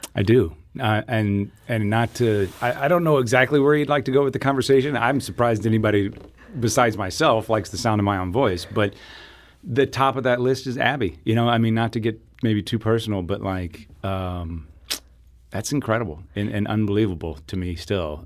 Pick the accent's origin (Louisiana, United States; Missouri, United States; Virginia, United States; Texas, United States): Missouri, United States; Southeast; I grew up in Southeast Missouri